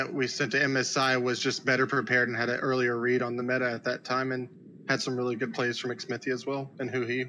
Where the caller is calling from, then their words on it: Houston, Texas, United States; Houston, Texas.